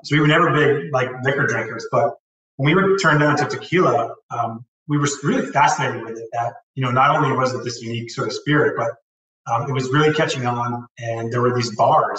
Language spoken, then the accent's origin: English; New Jersey, United States; also born or lived in New York City; now in Newport, United States; We moved across the George Washington Bridge and really grew up a lot of time, most of my time in New Jersey.